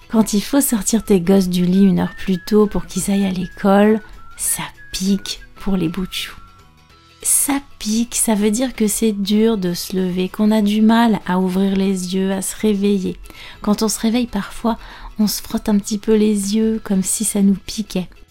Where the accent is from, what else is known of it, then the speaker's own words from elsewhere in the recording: France; je suis française prof de français langue étrangère